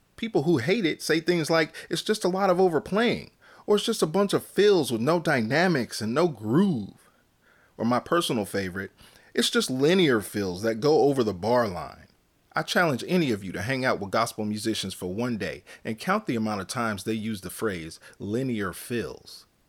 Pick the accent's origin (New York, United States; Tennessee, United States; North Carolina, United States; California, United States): California, United States; Northern; I was born and raised in Northern California.